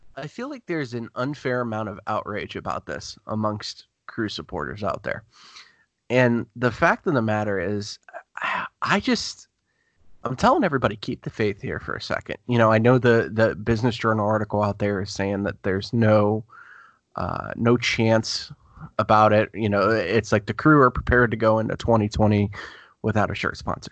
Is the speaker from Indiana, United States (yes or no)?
no; Youngstown, Ohio, United States; also born or lived in Gahanna, Ohio; I lived in Youngstown, Ohio beforehand